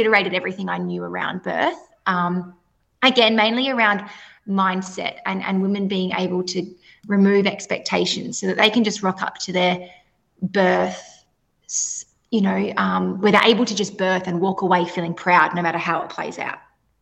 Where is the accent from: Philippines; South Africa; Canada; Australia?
Australia; Perth, Western Australia; I am from Perth, WA.